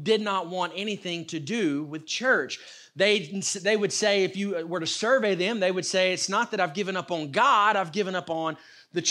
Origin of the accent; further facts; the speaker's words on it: North Alabama, United States; also born or lived in Shelby County, Alabama; I grew up here in North Alabama